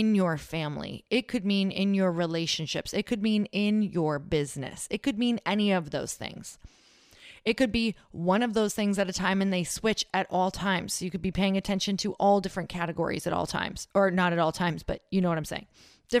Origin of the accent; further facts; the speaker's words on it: Upper Michigan, United States; from Upper Michigan